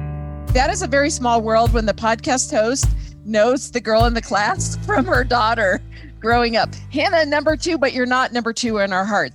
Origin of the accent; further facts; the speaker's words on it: Indiana, United States; now in Denver, United States; I grew up in Indiana where it was flat and the sky was not blue.